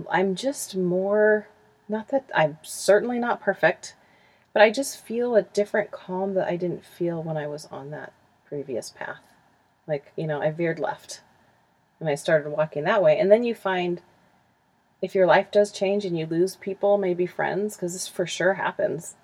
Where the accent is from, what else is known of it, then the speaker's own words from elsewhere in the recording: Huntington Beach, California, United States; moved away as an adult; also born or lived in Utah; I grew up in Huntington Beach. And we just recently moved back here in January